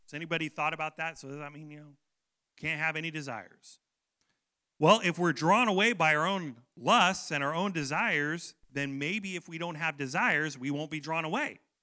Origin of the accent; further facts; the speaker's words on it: United States; I love being American